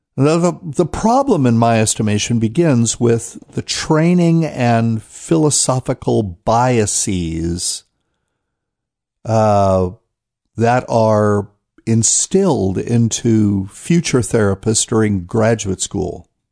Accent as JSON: {"language": "English", "town": "New Bern", "region": "North Carolina", "country": "United States", "tie": "born or raised there", "said": "New Bern, North Carolina, Temple Church. That's my hometown."}